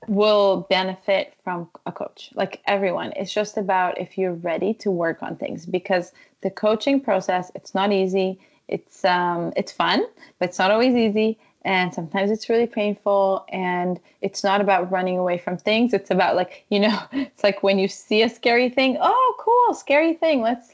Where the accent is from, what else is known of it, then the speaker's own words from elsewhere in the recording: Ukraine; I grew up, you know, I'm Ukrainian. I was born in Ukraine.